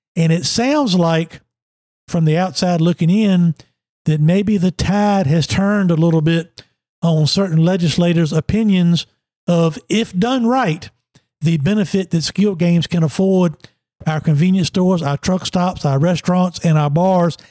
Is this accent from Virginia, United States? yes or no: yes; Emporia, Virginia, United States; I'm from Emporia.